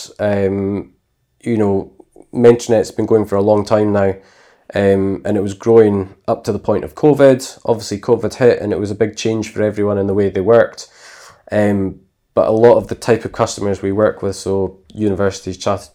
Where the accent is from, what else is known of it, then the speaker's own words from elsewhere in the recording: Inverness, Scotland, United Kingdom; also born or lived in United States; I'm born and bred in Scotland. I've lived in Inverness most of my life